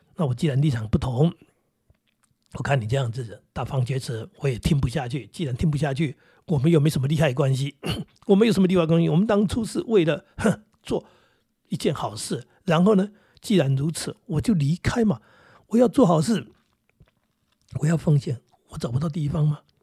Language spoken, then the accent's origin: Chinese; Daxi, Taoyuan, Taiwan; 我是桃园人，或者我是大溪人